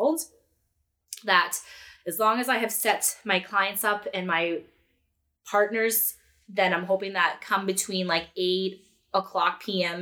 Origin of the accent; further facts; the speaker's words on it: Edmonton, Alberta, Canada; now in Peterborough; I was born and raised in Edmonton